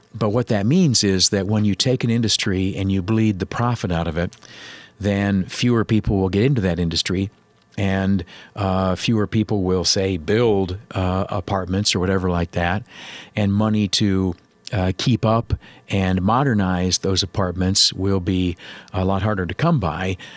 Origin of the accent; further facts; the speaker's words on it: United States; I am an American worker guy all day, every day